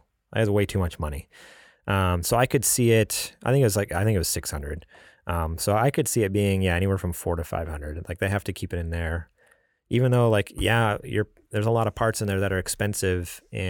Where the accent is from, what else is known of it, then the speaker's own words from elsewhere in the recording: New York, United States; moved away; also born or lived in California; I'm from New York, you know, the Big Apple.